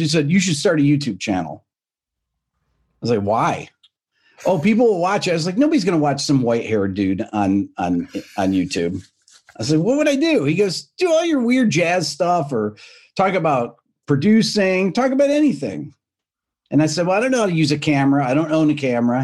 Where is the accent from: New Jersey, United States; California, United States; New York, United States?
New York, United States; Rochester; moved away as an adult; now in Atlanta, United States; I'm from New York originally, from upstate, from Rochester